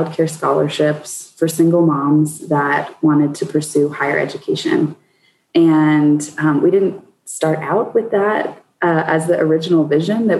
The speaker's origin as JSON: {"language": "English", "region": "Colorado", "country": "United States", "tie": "born or raised there", "said": "I born and raised in Colorado"}